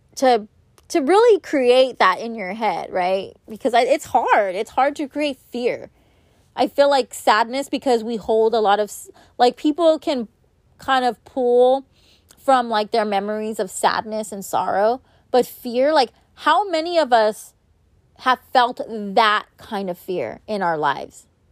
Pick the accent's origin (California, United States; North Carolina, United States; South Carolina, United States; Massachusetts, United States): California, United States; Los Angeles; I was born and raised in Los Angeles